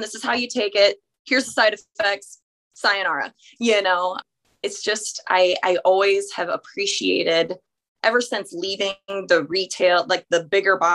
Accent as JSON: {"language": "English", "town": "Hartington", "region": "Nebraska", "country": "United States", "tie": "born or raised there"}